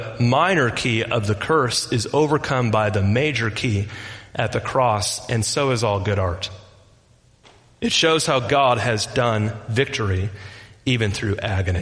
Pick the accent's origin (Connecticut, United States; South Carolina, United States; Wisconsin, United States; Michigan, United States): Michigan, United States; Detroit; I'm from Detroit